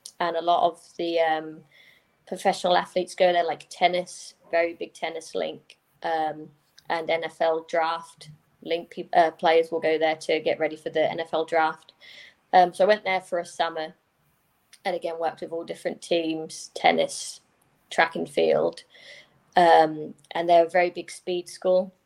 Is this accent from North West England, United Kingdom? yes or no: no; Norfolk, East of England, United Kingdom; also born or lived in America; I'm from Norfolk, so I played for Norfolk